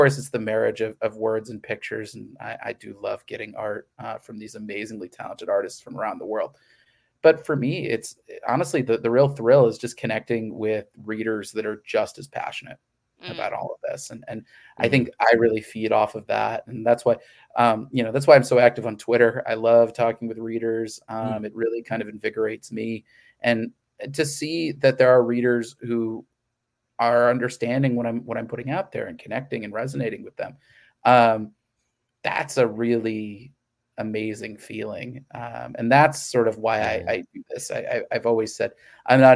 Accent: Missouri, United States; I grew up in the Midwest. I grew up in Missouri

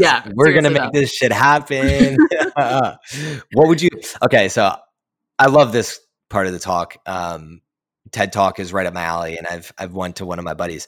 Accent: Philadelphia, Pennsylvania, United States; also born or lived in New Jersey; I was born and raised in Philly and outside of Philly in New Jersey

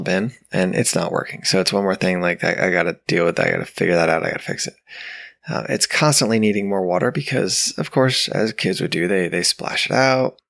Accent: New York, United States; now in Georgia, United States; Growing up in New York

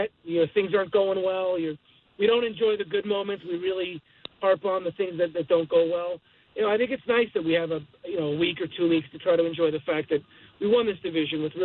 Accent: Montreal, Quebec, Canada; I grew up in Montreal watching Delino DeShields and Marquise Grissom

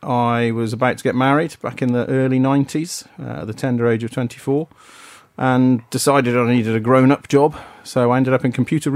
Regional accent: Wales, United Kingdom; moved away; also born or lived in Essex / Aberdeen / North West England; this is the point at which we moved to the Northwest. So I'd gone from Aberdeen now down to the Northwest. I should have said I was born in Essex, brought up in Wales, and then moved to Aberdeen.

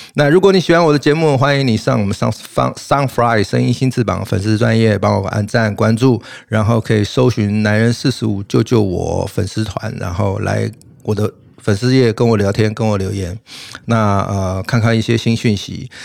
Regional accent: Taiwan; 我们台湾人

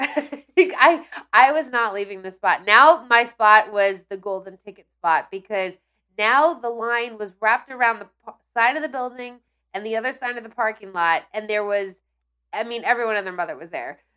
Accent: Ridgewood, New Jersey, United States; I grew up in Ridgewood, which is one town over

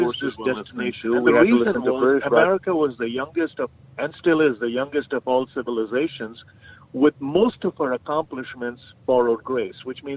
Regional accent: India; moved away as an adult; now in United States; when I grew up in India

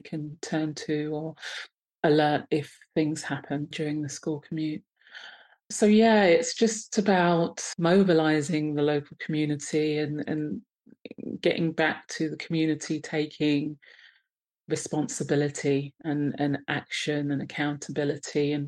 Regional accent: London, United Kingdom; I'm based in sunny Croydon in London. Yeah. And so I've been in South London for most of my life, actually.

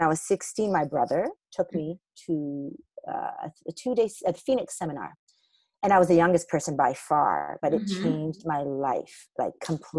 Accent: Thunder Bay, Ontario, Canada; moved away as an adult; now in Toronto, Canada; I'm from Thunder Bay, Ontario.

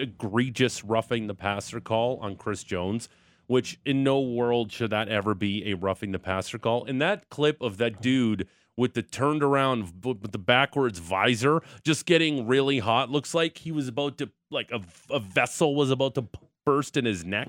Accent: Niagara Falls, Ontario, Canada; my hometown of Niagara Falls.

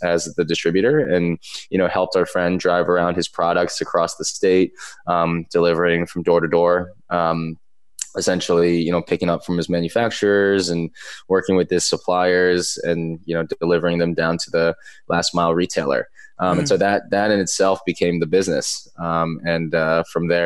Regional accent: East Coast, United States; moved away; growing up on the East Coast

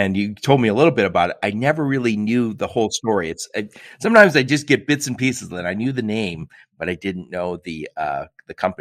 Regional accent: Midwest, United States; being from the Midwest. We just sound smarter

